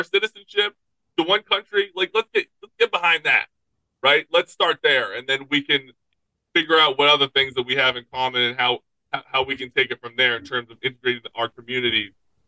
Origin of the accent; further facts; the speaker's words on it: United States; We're American